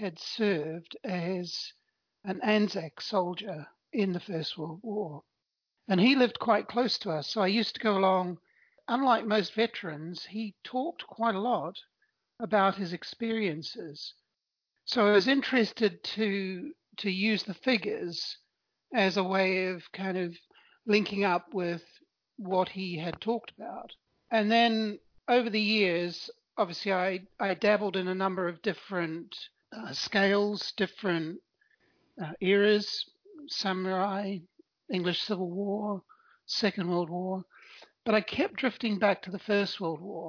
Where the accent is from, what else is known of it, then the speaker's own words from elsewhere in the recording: New Zealand; I was born in New Zealand and grew up there.